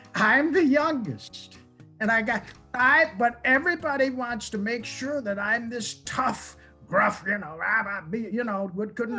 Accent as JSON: {"language": "English", "town": "Olean", "region": "New York", "country": "United States", "tie": "born or raised there", "said": "my hometown"}